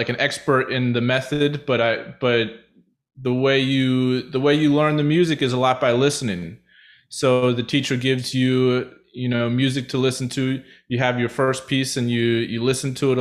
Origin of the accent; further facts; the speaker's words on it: Westchester, United States; moved away as an adult; now in Philadelphia, United States; I grew up in Westchester